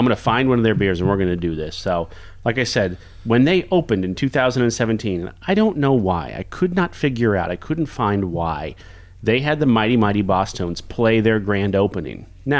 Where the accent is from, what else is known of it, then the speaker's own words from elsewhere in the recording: Lawrence, Kansas, United States; moved away as an adult; also born or lived in Manhattan, Kansas; now in Omaha, United States; I grew up around Lawrence, Kansas. Spent a ton of time there.